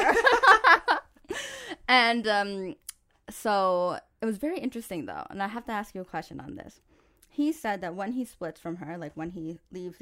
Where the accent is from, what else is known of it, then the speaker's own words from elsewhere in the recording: New York, United States; I'm from New York.